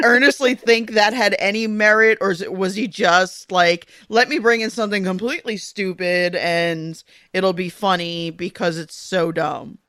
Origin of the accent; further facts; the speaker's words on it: United States; also born or lived in Eastern U.S.; I'm American